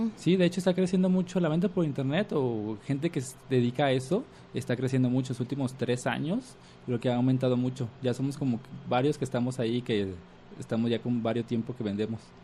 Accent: Mexico; nos pensamos como mexicanos

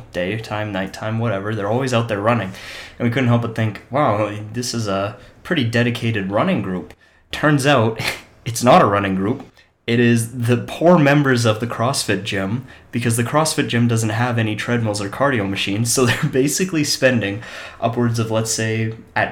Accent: Canada; also born or lived in Scotland; I was born in Scotland, but I've been living in Canada for most of my life

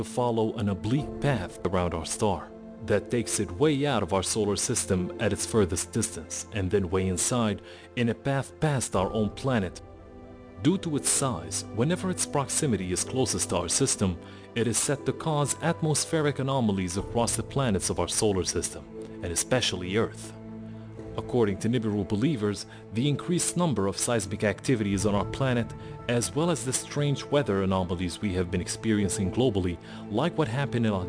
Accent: Syria; my home country of Syria

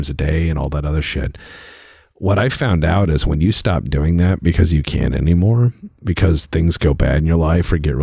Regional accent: United States; as an American

